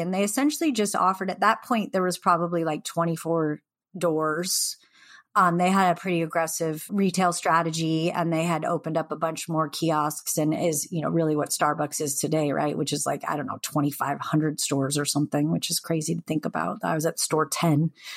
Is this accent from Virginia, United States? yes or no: no; Seattle, Washington, United States; also born or lived in the Northwest; I grew up in Seattle, like, you know, during the grunge era